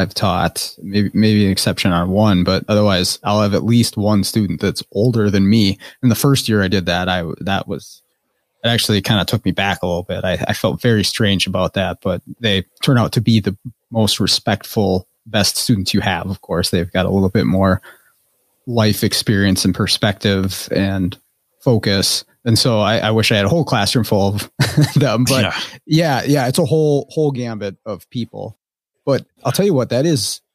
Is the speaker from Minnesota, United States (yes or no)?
yes; Forest Lake, Minnesota, United States; where I grew up in Forest Lake